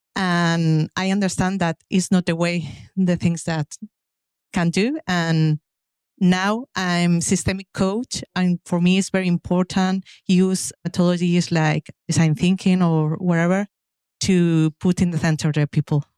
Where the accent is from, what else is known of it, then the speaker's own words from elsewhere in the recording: Madrid, Community of Madrid, Spain; English is a second language; I come from Madrid, Spain.